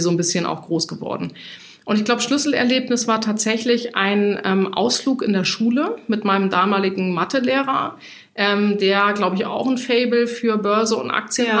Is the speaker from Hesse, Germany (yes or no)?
yes; Hesse, Germany; moved away as an adult; now in Hamburg, Germany; ich bin gebürtige Hessin, ich wollte immer von Hessen nach Hamburg